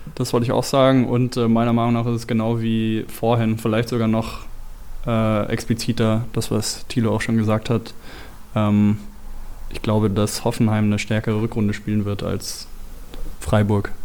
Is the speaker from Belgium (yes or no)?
yes; Belgium; ich komme eben aus Belgien